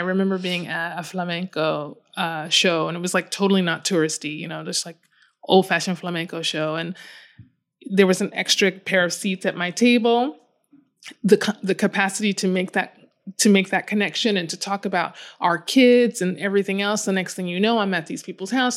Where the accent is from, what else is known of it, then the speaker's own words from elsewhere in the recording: Chicago, Illinois, United States; I grew up in Chicago, so inland, although we have a very large and beautiful lake.